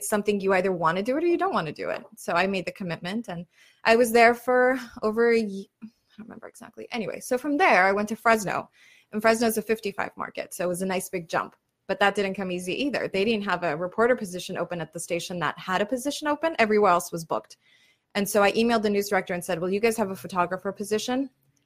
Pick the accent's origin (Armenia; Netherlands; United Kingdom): Armenia; Yerevan; now in Los Angeles, United States; I'm from Yerevan.